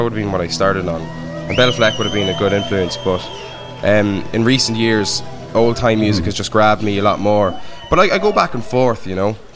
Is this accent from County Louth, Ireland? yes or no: yes; Dundalk, County Louth, Ireland; we're both from Dundalk.